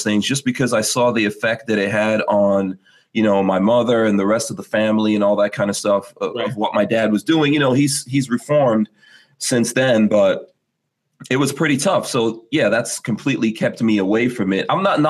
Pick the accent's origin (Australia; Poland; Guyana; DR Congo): Guyana; I'm from the Caribbean. I was born in Guyana.